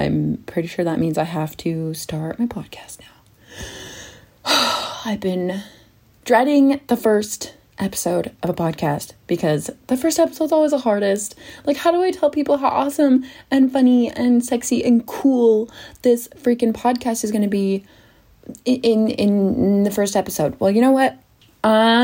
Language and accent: English; Salt Lake City, Utah, United States; moved away as an adult; now in London, United Kingdom; I came from Utah. Good old Salt Lake City, Utah, and I lived there for 20 years